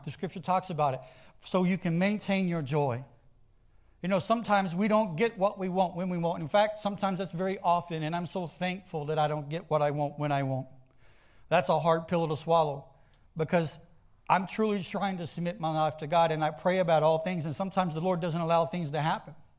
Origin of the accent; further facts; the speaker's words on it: the South, United States; I grew up in the South. I grew up in ag-, agriculture farms